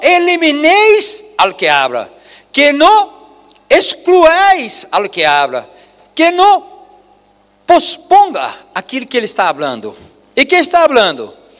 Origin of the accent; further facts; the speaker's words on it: Brazil; Spanish is a second language; moved away; nosotros que venimos de Brasil